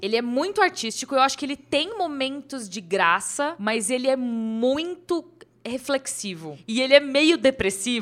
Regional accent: São Bernardo do Campo, São Paulo, Brazil; now in São Paulo, Brazil; Quando eu era criança, eu morava em São Bernardo, né? Eu não morava aqui em São Paulo. E hoje eu moro aqui em São Paulo.

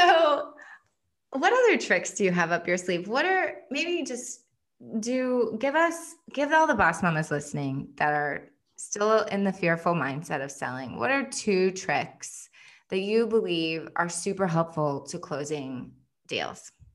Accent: United States; my husband is Finnish and I'm American

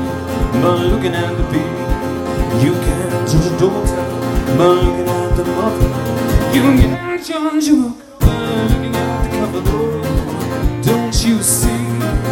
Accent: Hampshire, South East England, United Kingdom; also born or lived in Portsmouth; I'm from Hampshire. I was born in Portsmouth, where there's a lot of boats. I got a lot of family there, but I grew up, yes! But I grew up pretty much in the countryside.

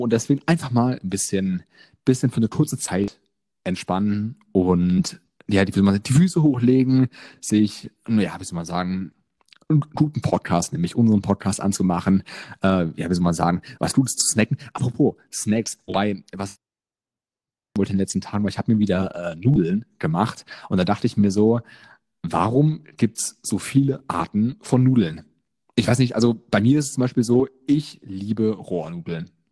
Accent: near Frankfurt, Hesse, Germany; Ich komme ähm, aus Hessen, äh, in der Nähe von Frankfurt

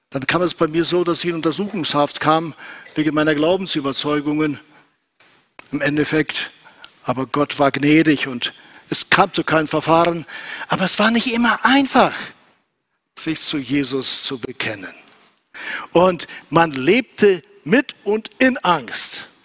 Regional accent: Kyrgyzstan; moved away; also born or lived in Southern Russia; wir kamen aus Südrussland nach Zentralasien und nach Kirgisistan, wo ich groß geworden bin.

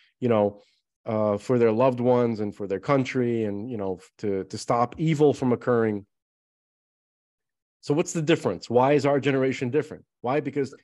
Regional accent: United States

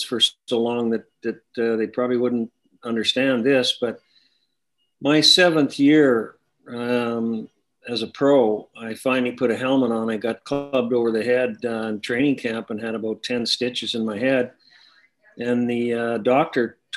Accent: Saskatoon, Saskatchewan, Canada; born or raised there

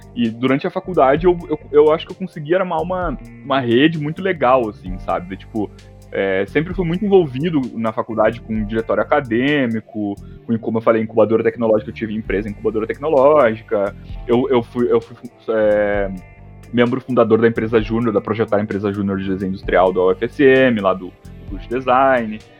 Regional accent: Santa Maria, Rio Grande do Sul, Brazil; also born or lived in Porto Alegre; Eu sou da, de Santa Maria, da região de, de periferia

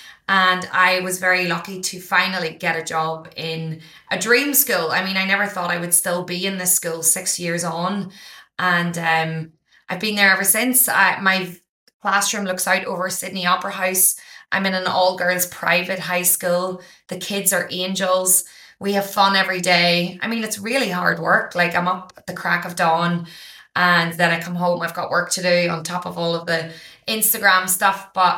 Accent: Ireland; now in Australia; I didn't realize from growing up in Ireland that, you know, our countries only teach us the history that they want us to know.

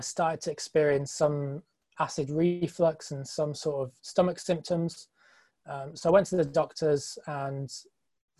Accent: England, United Kingdom; I'm from England

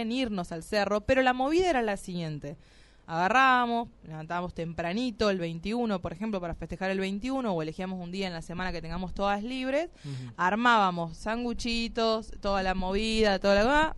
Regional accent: Tucumán, Argentina; somos de acá de Tucumán

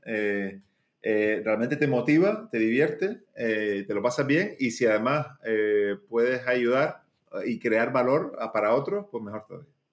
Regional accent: Canary Islands, Spain; moved away; yo soy eh, de las Islas Canarias, de España, eh, pero tuve la suerte también de vivir muchos años fuera y de decidir volver, ¿no? Porque tenía muchas otras opciones profesionales para estar en otros sitios, pero, pero me tiraba mucho volver a, a, mi, a mi sitio de, nacimiento, a mi ciudad de, nacimiento.

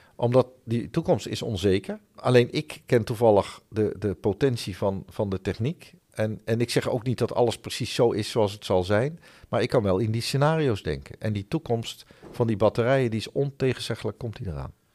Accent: Netherlands; also born or lived in Helmond; Wij zijn als Nederlanders

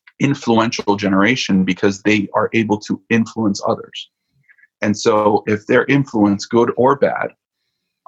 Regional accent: Miami, Florida, United States; moved away; I'm originally from Miami, Florida

